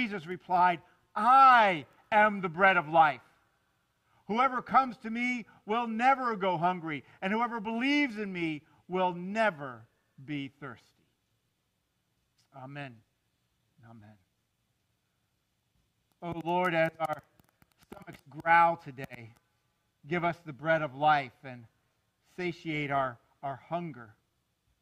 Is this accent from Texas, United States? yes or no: no; South Florida, United States; I grew up down here in South Florida